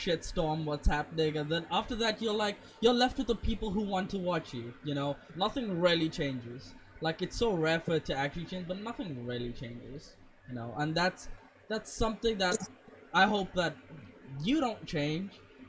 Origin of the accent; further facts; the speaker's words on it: South Africa; now in India; I grew up in South Africa too